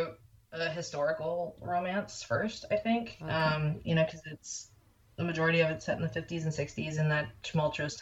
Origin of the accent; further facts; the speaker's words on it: Lebanon, Ohio, United States; moved away as an adult; now in New York, United States; I'm from Ohio. I've been in New York